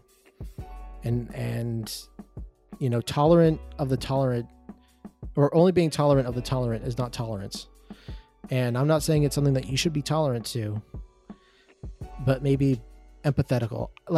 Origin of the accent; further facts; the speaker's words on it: Canada; a Canadian up north